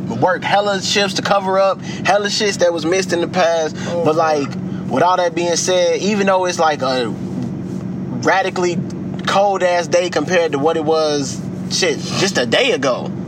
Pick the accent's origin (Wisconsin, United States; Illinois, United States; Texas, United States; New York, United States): Illinois, United States; Chicago; I'm from the city of Chicago, because yep. I'm from the South Side